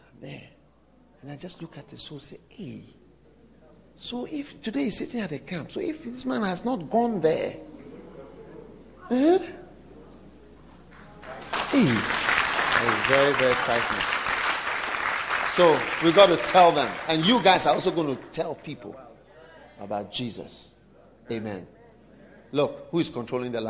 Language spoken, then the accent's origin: English; Ghana; I come from Africa.